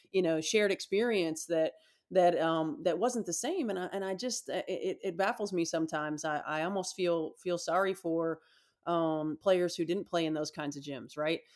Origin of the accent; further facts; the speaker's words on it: Indiana, United States; growing up in Indiana